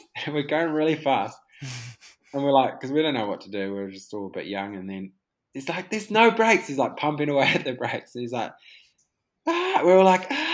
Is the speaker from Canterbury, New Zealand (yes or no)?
no; Whanganui, Manawatū-Whanganui, New Zealand; we grew up racing in Whanganui